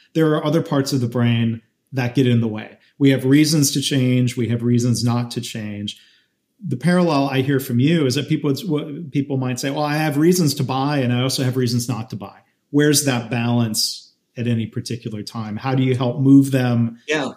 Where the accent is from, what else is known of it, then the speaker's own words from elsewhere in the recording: Detroit, Michigan, United States; part of my perspective was growing up around Detroit